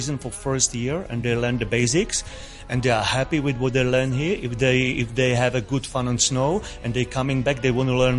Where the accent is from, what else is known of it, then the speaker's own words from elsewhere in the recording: Czechia; now in Hong Kong; I'm originally from Czech Republic